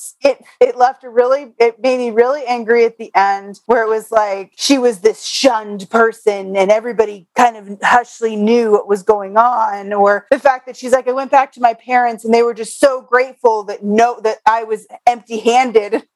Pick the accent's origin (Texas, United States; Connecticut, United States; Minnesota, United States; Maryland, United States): Connecticut, United States; I knew plenty of kids growing up in Connecticut